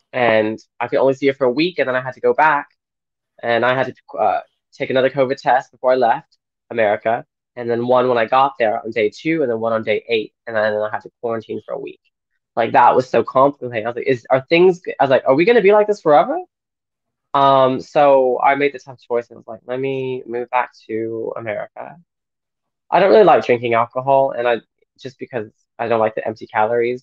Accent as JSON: {"language": "English", "town": "Austin", "region": "Texas", "country": "United States", "tie": "born or raised there", "also_born_or_lived": "London", "moved": "as an adult", "said": "I grew up in Austin, Texas, but I moved away after college to London"}